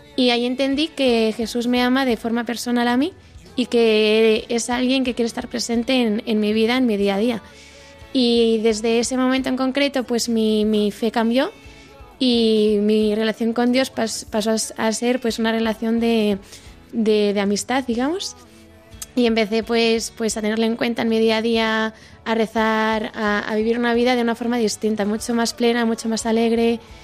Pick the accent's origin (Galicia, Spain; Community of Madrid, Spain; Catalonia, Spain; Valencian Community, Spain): Catalonia, Spain; Barcelona; moved away as an adult; yo soy de Barcelona y allí viví hasta hace un par de años